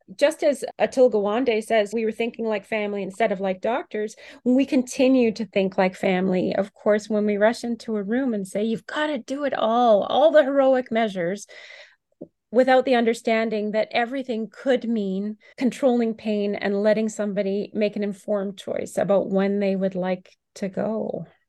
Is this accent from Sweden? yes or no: no; Canada; here I am as a Canadian